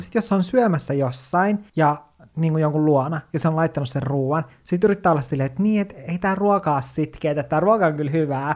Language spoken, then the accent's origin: Finnish; Kemijärvi, Lapland, Finland; moved away; Kemijärvellä, mistä mä oon kotoisin